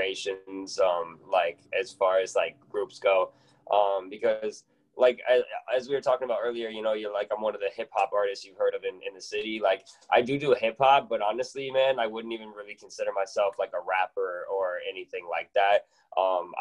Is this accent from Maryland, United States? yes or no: no; Janesville, Wisconsin, United States; now in Milwaukee, United States; I grew up in Janesville, Wisconsin